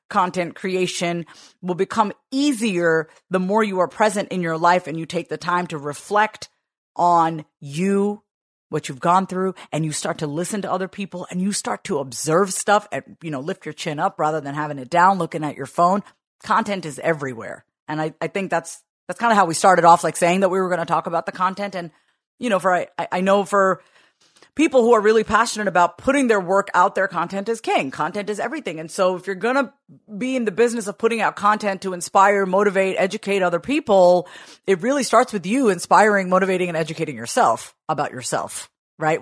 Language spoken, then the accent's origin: English; Long Island, New York, United States; I was born in nineteen eighty-two on Long Island, New York